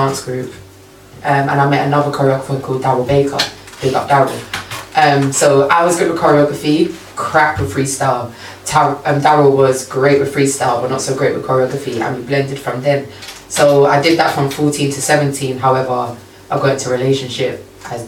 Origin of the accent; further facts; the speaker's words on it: London, United Kingdom; I'm from Southeast London